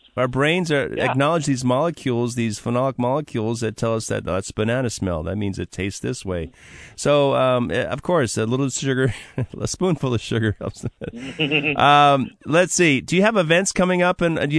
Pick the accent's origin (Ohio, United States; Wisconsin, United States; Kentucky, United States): Wisconsin, United States; Wauwatosa; moved away; I was born in just outside of Milwaukee, Wauwatosa. So I'm a cheesehead at heart